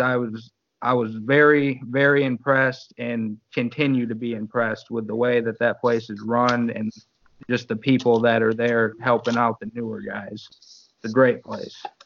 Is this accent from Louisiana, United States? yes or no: no; Battle Creek, Michigan, United States; I'm from Battle Creek